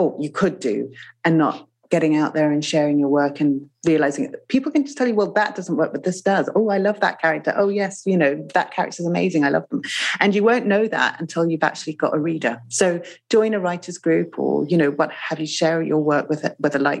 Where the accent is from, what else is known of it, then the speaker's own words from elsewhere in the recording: Zimbabwe; moved away; I grew up in Zimbabwe